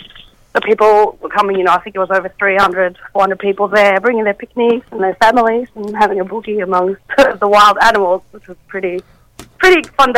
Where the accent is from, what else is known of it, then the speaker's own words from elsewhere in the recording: Sweden; now in Australia; I'm from Sweden